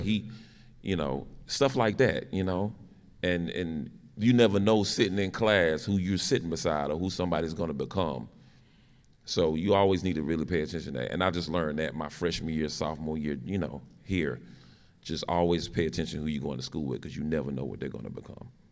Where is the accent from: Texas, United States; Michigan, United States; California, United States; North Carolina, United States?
North Carolina, United States; Winston-Salem; I'm from Winston-Salem, North Carolina